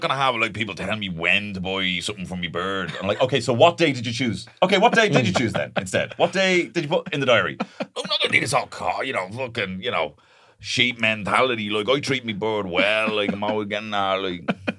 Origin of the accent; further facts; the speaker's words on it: Dublin, Leinster, Ireland; I used to thank God that I was born in Dublin. I used to thank God. Thanks for the cash. I was delighted I was born in the capital.